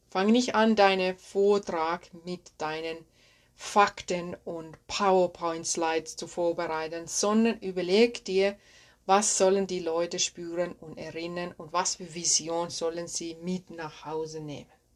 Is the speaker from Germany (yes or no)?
no; Finland; accent: Finnish; German is a second language; moved away; Ich bin ursprünglich aus Finnland, das wirst du merken hier in dieser Podcast-Folge, dass mein Akzent aus Finnland stammt.